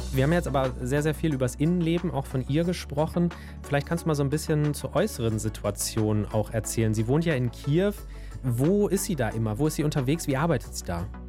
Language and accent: German; Germany; bei uns in Deutschland